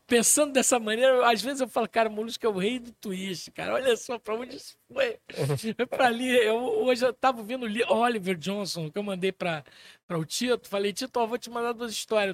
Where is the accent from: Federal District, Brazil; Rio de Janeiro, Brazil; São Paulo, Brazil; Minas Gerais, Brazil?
Minas Gerais, Brazil; Pirapora; Eu morava mais ou menos na idade dele. Eu, eu morava em Pirapora, Minas Gerais